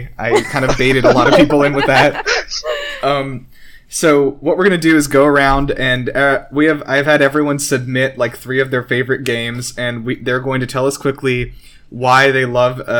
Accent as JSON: {"language": "English", "region": "South Carolina", "country": "United States", "said": "I'm strangely also from South Carolina."}